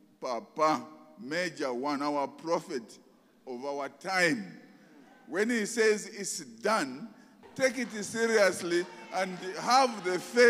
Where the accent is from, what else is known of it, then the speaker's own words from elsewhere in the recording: Zambia; We are from Kawe.